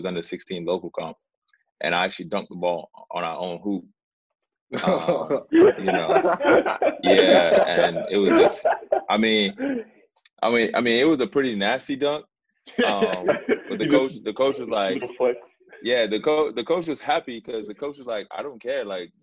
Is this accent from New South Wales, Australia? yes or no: yes; Sydney, New South Wales, Australia; born or raised there; also born or lived in Sudan